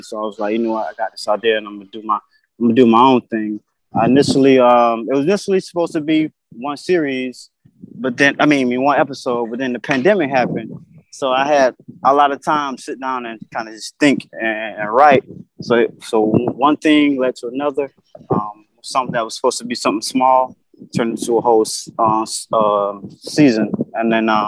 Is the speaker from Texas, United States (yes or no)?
no; Blakely, Georgia, United States; moved away as an adult; also born or lived in Connecticut; now in New York City, United States; I'm from Blakely, Georgia. Born and raised